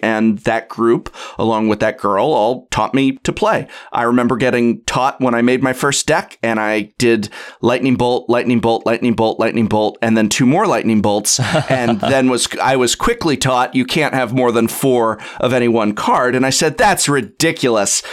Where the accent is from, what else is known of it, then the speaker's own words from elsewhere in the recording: Los Angeles, California, United States; now in San Francisco, United States; I was born and raised in North Hollywood, California, which is, uh, part of Los Angeles County.